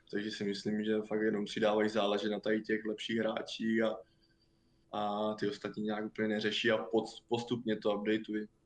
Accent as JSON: {"language": "Czech", "country": "Czechia", "said": "jsem byl nejhorší Čech snad"}